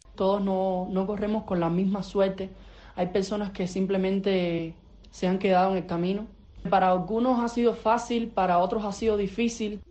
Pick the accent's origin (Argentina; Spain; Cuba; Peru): Cuba; moved away as an adult; now in Mexico; me fui de Cuba